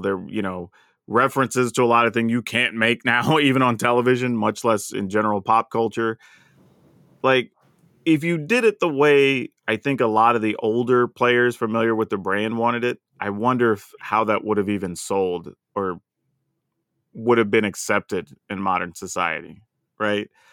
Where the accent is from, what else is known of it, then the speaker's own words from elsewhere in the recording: the South, United States; I'm from the South